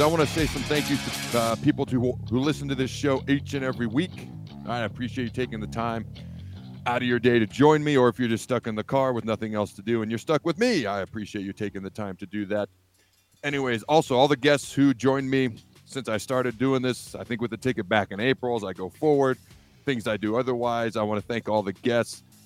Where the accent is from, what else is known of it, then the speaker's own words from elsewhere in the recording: Washington, United States; also born or lived in Hastings, Nebraska; I was born in Hastings. When I was young, my dad's job took me upstate of Washington. So that's where I, I grew up.